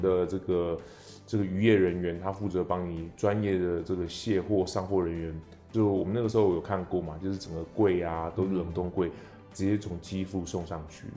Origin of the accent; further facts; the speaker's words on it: Taiwan; 像我们台湾人